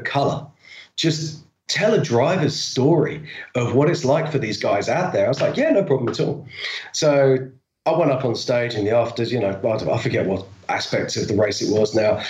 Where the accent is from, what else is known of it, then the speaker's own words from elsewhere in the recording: United Kingdom; I'm a Brit